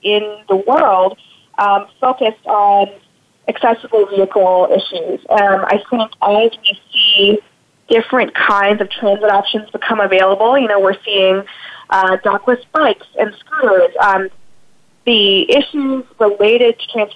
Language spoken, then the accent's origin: English; South Louisiana, United States; moved away; also born or lived in Houston; I'm originally from South Louisiana, so one of my earliest memories is actually of Hurricane Andrew